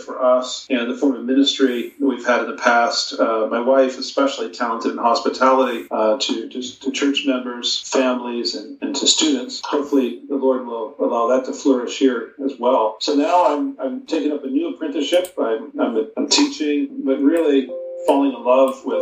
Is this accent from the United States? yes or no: yes; Western Nebraska, United States; moved away as an adult; also born or lived in Massachusetts; I was raised in Western Nebraska